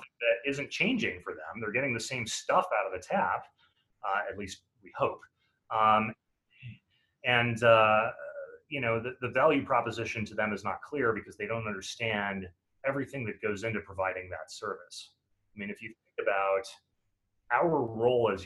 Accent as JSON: {"language": "English", "town": "Chicago", "region": "Illinois", "country": "United States", "tie": "born or raised there", "said": "in Chicago a couple of months ago, my hometown"}